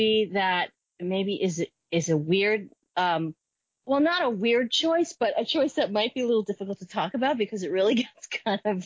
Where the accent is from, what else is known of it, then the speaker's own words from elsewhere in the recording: New York, United States; I'm from New York